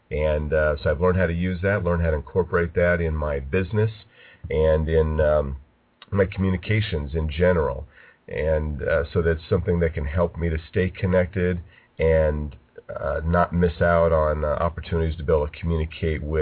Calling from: California, United States; I'm broadcasting from Southern California.

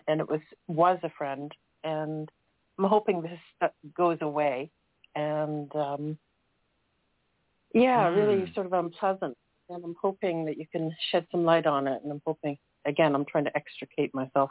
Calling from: Toronto, Ontario, Canada; I'm calling from Toronto.

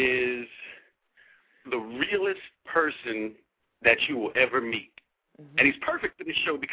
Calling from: Arlington, Texas, United States; Arlington, Texas.

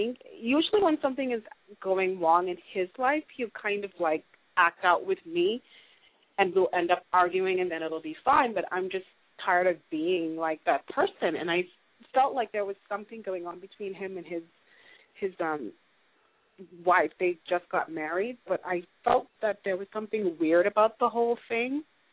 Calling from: Los Angeles, California, United States; Hi, guys. … I'm calling from Los Angeles.

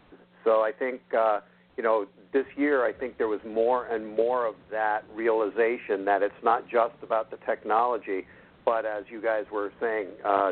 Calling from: Central New York, United States; I'm calling from Central New York.

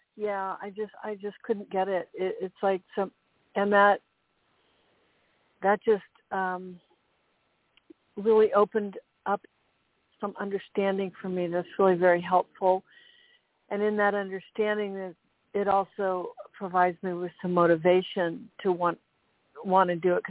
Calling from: Monterey, California, United States; I'm calling from Monterey, Central Coast, California.

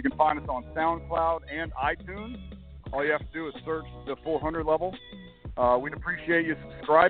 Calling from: Atlanta, Georgia, United States; I'm actually calling from Falcons camp as a Saints fan.

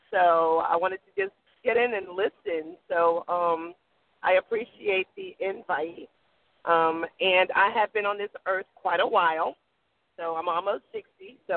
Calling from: North Carolina, United States; I'm calling from North Carolina.

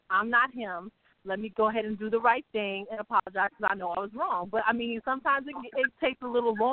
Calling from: Ohio, United States; and I'm calling from Ohio.

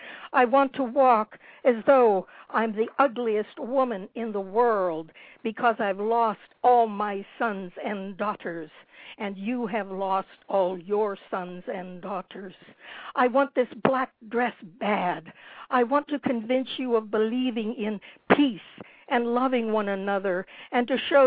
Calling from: Desert Hot Springs, California, United States; From Desert Hot Springs in the Coachella Valley.

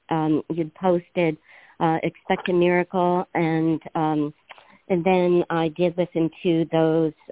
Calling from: Washington, United States; I'm uh, on the in Puget Sound, Washington.

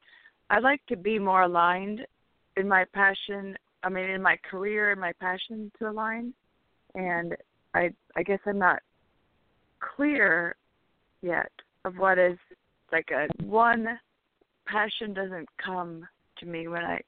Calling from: California, United States; Hi, this is … from California.

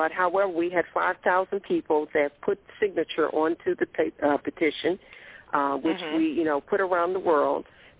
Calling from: East Coast, United States; I'm calling from the East Coast.

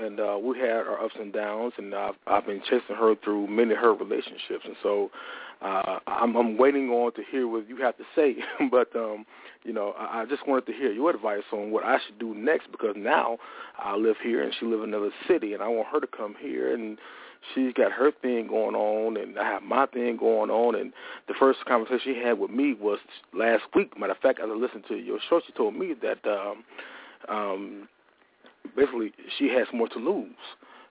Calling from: Huntsville, Alabama, United States; I'm calling from the Rocket City, Huntsville.

